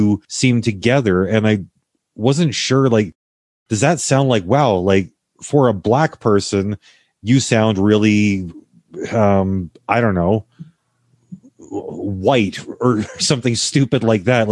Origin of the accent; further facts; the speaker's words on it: Canada; also born or lived in United States; my experience as a Canadian